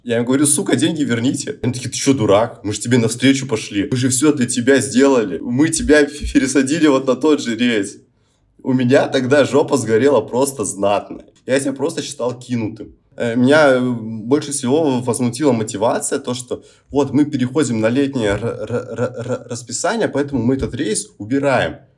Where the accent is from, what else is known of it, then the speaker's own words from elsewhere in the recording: Olenegorsk, Murmansk Oblast, Russia; я же сам из Оленегорска